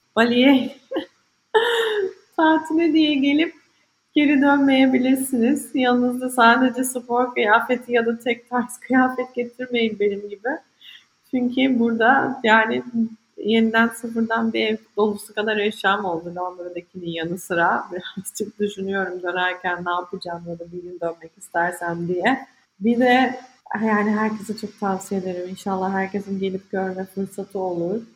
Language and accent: Turkish; İzmir, Turkey; moved away as an adult; also born or lived in London, United Kingdom; benim bütün ailem İzmir'de. İzmirliyim